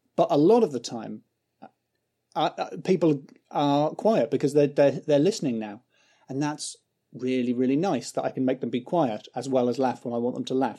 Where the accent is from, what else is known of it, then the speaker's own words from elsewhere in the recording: County Durham, North East England, United Kingdom; moved away as an adult; now in London, United Kingdom; I grew up in County Durham